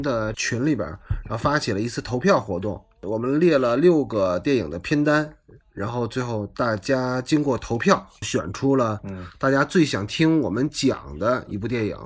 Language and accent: Chinese; China; 最佳影片、最佳导演、最佳男主角从来就没有给过咱们内地人